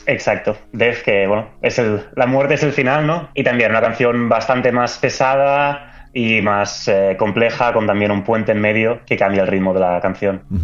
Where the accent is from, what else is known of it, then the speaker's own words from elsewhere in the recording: Barcelona, Catalonia, Spain; moved away as an adult; also born or lived in London; now in Stockholm, Sweden; soy nacido y criado en Barcelona